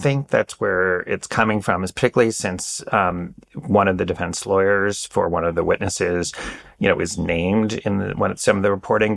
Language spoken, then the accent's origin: English; New York, United States; moved away as an adult; also born or lived in Washington, D.C.; having spent ten years in D C, I'm, like, constantly reminding people I'm really a New Yorker